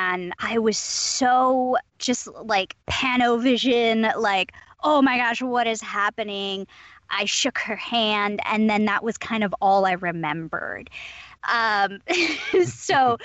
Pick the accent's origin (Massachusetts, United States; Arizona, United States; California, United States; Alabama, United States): California, United States; Southern; I'm from Southern California.